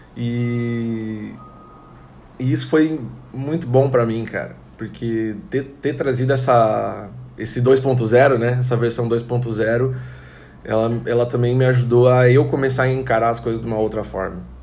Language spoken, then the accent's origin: Portuguese; Tangará, Santa Catarina, Brazil; also born or lived in Chapecó / São José do Cedro / Pinheiro Preto / Joaçaba; now in Florianópolis, Brazil; Eu nasci em Tangará, Santa Catarina, uma cidade pequena, tem mais ou menos 10 mil habitantes.